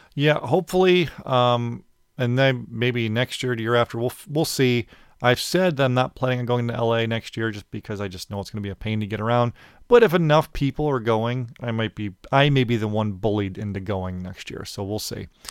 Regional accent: Chicago, Illinois, United States; I'm from Chicago

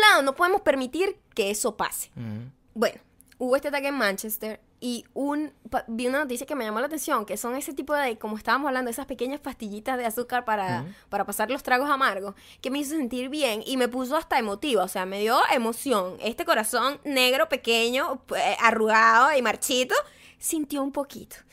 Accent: Venezuela; now in United States; como venezolana, como latina, como inmigrante

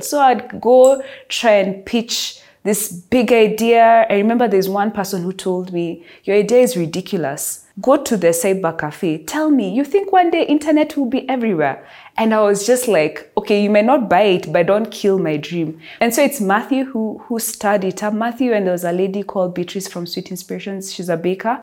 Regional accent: Nairobi, Kenya; I am from Nairobi

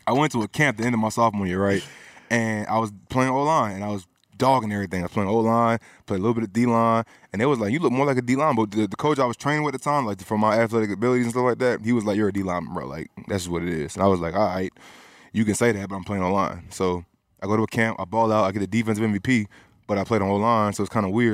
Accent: Cobb County, Georgia, United States; also born or lived in Bronx, New York / Pennsylvania / Florida; I'm from Georgia, Cobb County

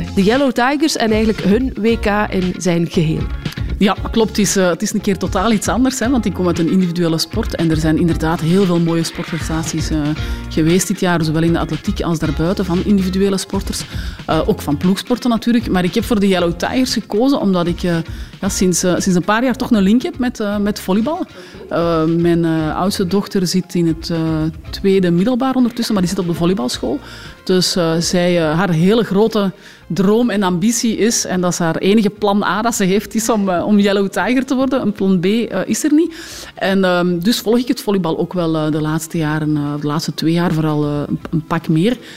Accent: Belgium

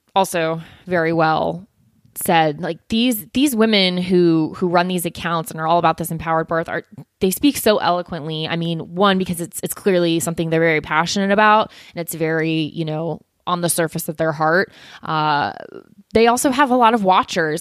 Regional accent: South Florida, United States; moved away as an adult; now in Atlanta, United States; I grew up in South Florida

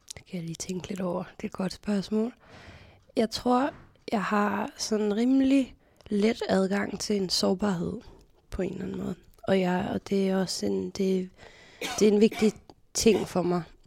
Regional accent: Copenhagen, Capital Region of Denmark, Denmark; Jeg er 32 år, jeg kommer fra København

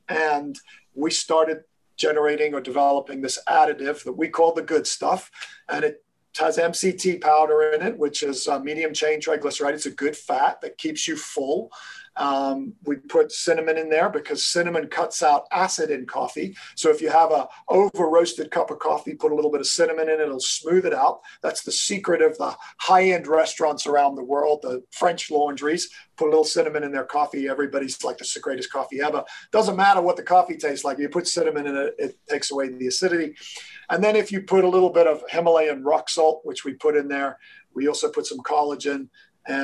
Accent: Kenya; also born or lived in England, United Kingdom; I was born in England. I was raised in Kenya. And Kenya is one of the biggest coffee growing places in the world.

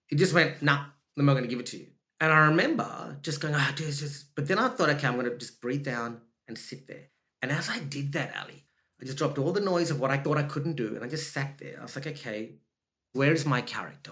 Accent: Australia; accent: Australian; also born or lived in Sri Lanka; if you hear my voice, I'm Australian. My voice is Australian

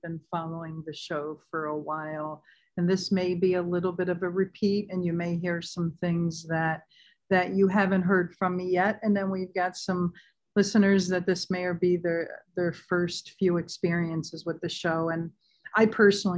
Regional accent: San Diego, California, United States; moved away as an adult; living and growing up in San Diego

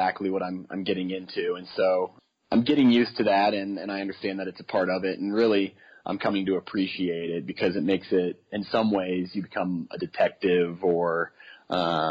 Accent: Kansas City, United States; moved away as an adult; also born or lived in Des Moines, Iowa; now in Colorado, United States; I grew up in Kansas City

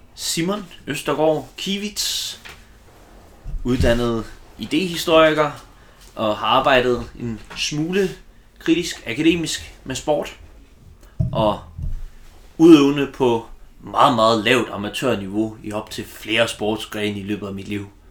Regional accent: Silkeborg, Central Denmark Region, Denmark; Jeg er selv fra Silkeborg

